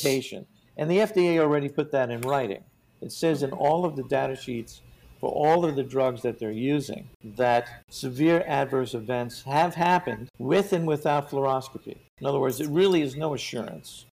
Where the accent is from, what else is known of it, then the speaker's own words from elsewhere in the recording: New York, United States; I'm I'm from New York